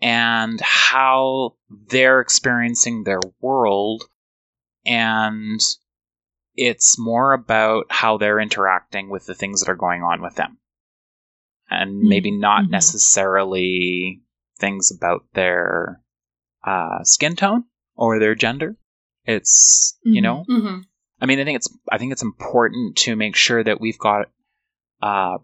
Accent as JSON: {"language": "English", "country": "Canada", "tie": "born or raised there", "also_born_or_lived": "United States", "said": "Growing up in Canada"}